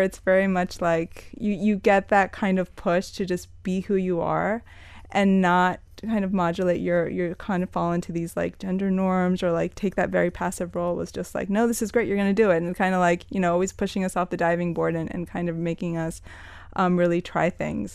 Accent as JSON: {"language": "English", "town": "Miami", "region": "Florida", "country": "United States", "tie": "born or raised there", "also_born_or_lived": "New York", "said": "Born and raised in Miami. Left for New York when I was eighteen to study"}